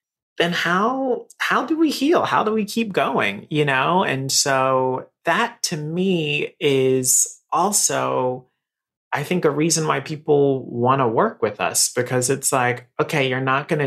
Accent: Raleigh, North Carolina, United States; moved away as an adult; now in New York, United States; So I am from Raleigh, North Carolina. So I'm a Southern boy, right? So I've lived here in New York for 13 years now.

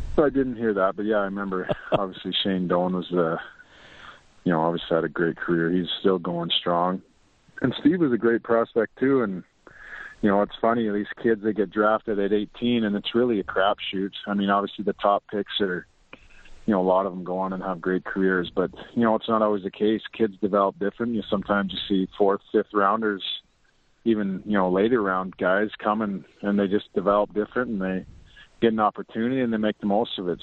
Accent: Lloydminster, Canada; right close to Lloydminster, my hometown

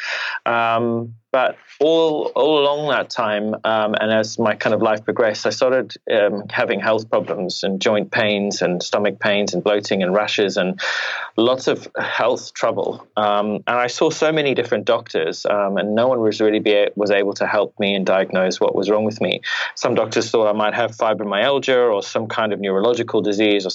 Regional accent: Zimbabwe; now in United Kingdom; I was born in Zimbabwe in Africa

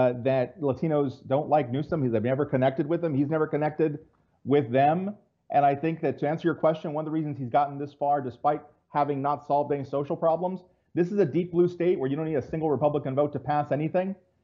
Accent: Central California, United States; also born or lived in San Diego area, California; now in San Diego, United States; I live in the San Diego area, but I was born and raised in Central California

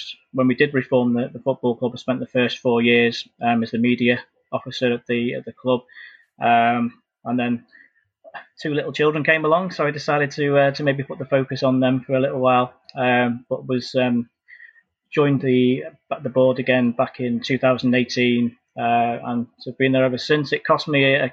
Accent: Chester, North West England, United Kingdom; it's been my hometown club

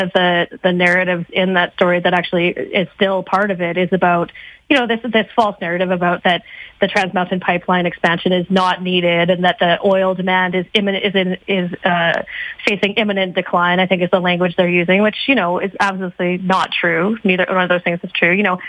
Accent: Canada; I don't understand, especially as a Canadian, as you know.

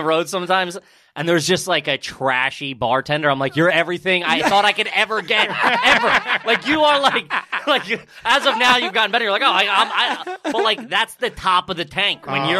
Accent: Philadelphia, Pennsylvania, United States; moved away; where are you from? I'm like, Philadelphia. They're like, no, originally. I'm like, no, Philadelphia.

